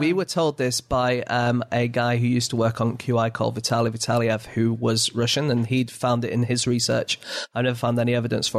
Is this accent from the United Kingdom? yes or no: yes; England, United Kingdom; I'm English.